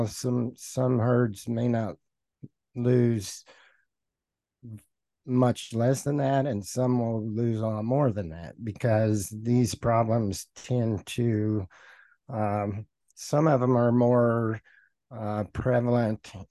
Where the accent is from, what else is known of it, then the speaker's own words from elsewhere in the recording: Oklahoma Panhandle, United States; moved away; also born or lived in Hugoton, Kansas; I grew up in the Oklahoma Panhandle